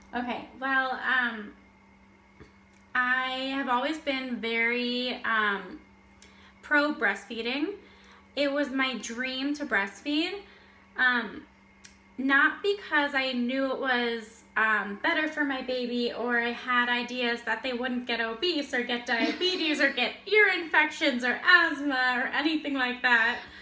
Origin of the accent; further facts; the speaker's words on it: Florida, United States; moved away as an adult; now in Israel; I'm from Florida.